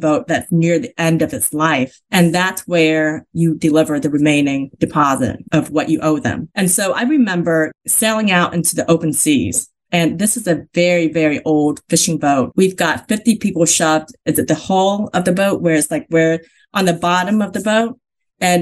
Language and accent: English; Vietnam; now in United States; I was born in Vietnam, in South Vietnam